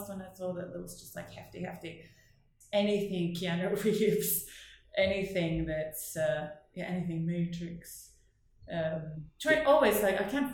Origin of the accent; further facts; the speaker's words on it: Northern Norway, Norway; accent: broad northern Norwegian dialect; English is a second language; moved away; my Norwegian accent is, I have a really broad dialect because I come from sort of further north